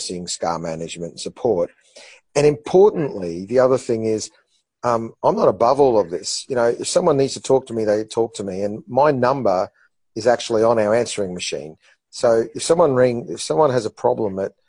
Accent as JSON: {"language": "English", "town": "Brisbane", "region": "Queensland", "country": "Australia", "tie": "born or raised there", "also_born_or_lived": "Melbourne", "said": "I'm a Winner Manly boy who went to a public high school and down by the Bayside"}